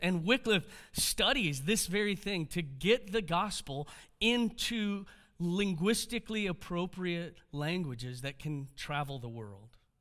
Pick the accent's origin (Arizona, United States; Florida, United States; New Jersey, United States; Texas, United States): Texas, United States; Houston; I'm a Texan